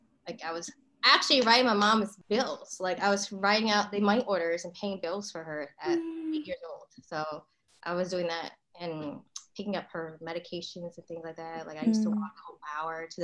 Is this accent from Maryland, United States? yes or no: yes; Maryland, United States; moved away; also born or lived in Northeast US / Southern US; I was born in Maryland.